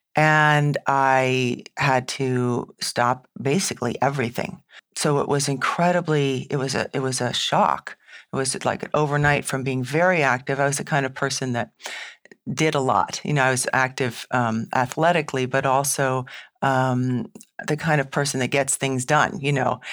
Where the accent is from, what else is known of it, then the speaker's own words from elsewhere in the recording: New England, United States; I'm from New England